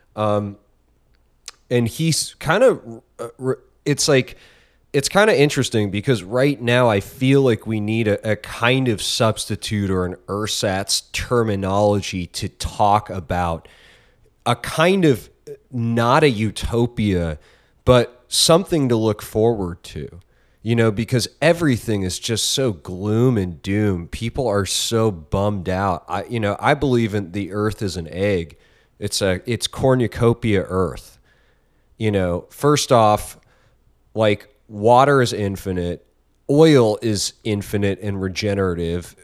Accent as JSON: {"language": "English", "country": "United States", "said": "I'm American"}